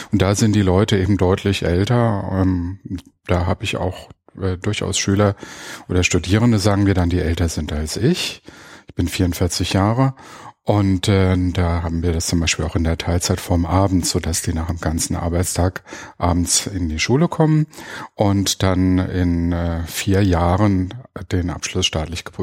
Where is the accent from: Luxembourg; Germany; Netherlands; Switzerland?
Germany; Darmstadt, Hesse; ich bin aus Darmstadt, wohne auch dort